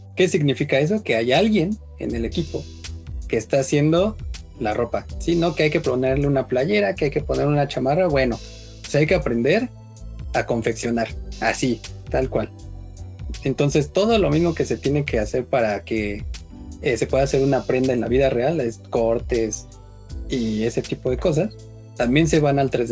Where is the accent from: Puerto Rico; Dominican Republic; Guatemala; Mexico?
Mexico; somos mexicanos